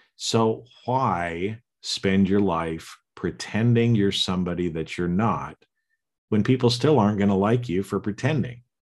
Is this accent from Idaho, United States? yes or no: yes; Boise, Idaho, United States; I was born in Boise, Idaho, to the parents that I was born to. I grew up and lived in the family that I did